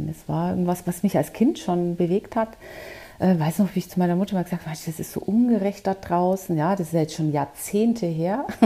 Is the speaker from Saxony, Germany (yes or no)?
no; Bavaria, Germany; born there; accent: Bavarian; Also man hört es, man hört es tatsächlich. So ganz kriegt man das nie raus als Bayerin. Aber ich war ja auch im Ausland